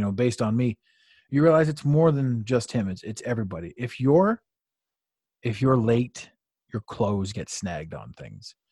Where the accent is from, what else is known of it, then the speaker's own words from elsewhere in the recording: Canada; as a Canadian